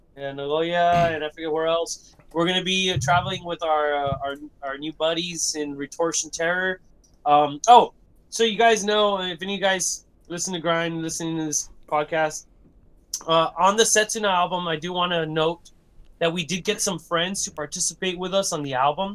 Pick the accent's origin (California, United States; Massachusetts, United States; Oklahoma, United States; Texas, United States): Texas, United States; Brownsville; we're from Brownsville, uh, Brownsville, man. Brownsville, like I said, tip of, tip of Texas